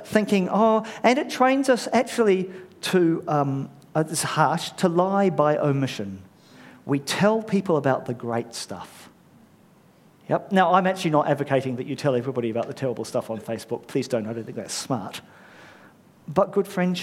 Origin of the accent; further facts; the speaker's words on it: New Zealand; I'm a Pākehā immigrant, a bloke, raised a Kiwi